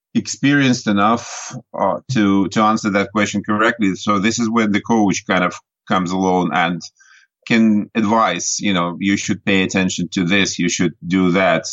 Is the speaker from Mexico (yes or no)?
no; Nizhny Novgorod, Nizhny Novgorod Oblast, Russia; now in Ireland; I grew up in Russia in a big city called Nizhny Novgorod.